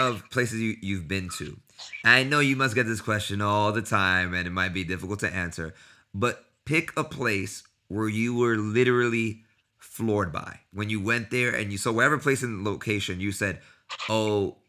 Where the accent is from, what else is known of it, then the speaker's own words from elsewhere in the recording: New York City, New York, United States; I'm from New York City as well